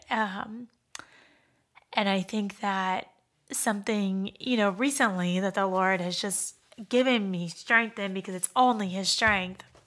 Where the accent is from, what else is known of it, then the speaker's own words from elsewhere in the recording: Pittsburgh, Pennsylvania, United States; moved away as an adult; now in Dayton, United States; I grew up in Pittsburgh and came here to go, um, to school at the University of Dayton